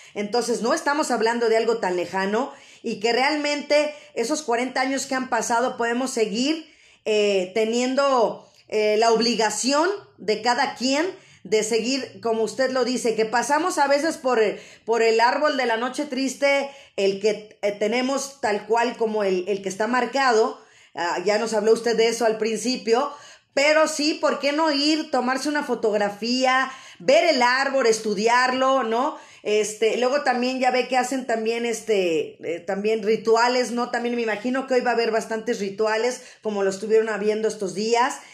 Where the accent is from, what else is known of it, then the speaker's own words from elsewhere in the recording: Mexico; siendo nosotros mexicanos